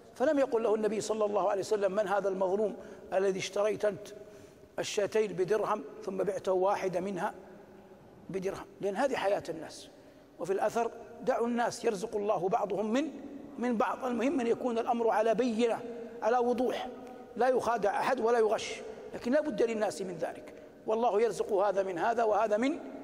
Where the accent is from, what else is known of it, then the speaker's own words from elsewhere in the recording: Saudi Arabia; بلادنا المملكة العربية السعودية